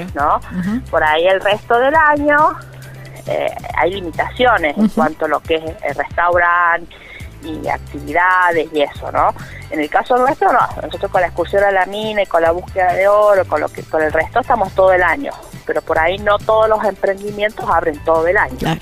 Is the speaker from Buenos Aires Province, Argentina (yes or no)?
no; La Carolina, San Luis, Argentina; mi pueblo